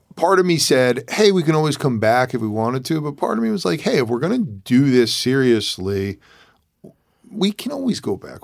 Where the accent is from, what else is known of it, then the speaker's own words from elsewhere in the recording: New York City, New York, United States; moved away as an adult; also born or lived in Bronx / Westchester / Connecticut; now in California, United States; was born in New York City, moved out